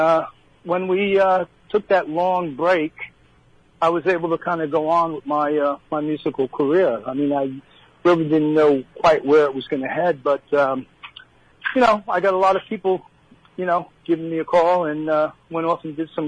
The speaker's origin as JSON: {"language": "English", "region": "New Jersey", "country": "United States", "said": "being from Jersey"}